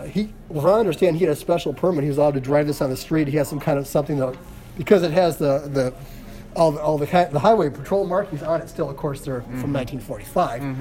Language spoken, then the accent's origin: English; Darien, New York, United States; I grew up in Darien, New York